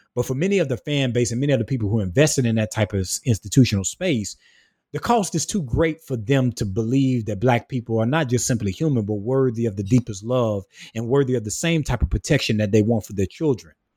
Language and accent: English; South Carolina, United States; moved away as an adult; now in Augusta, Georgia, United States; born and raised in the rural part of South Carolina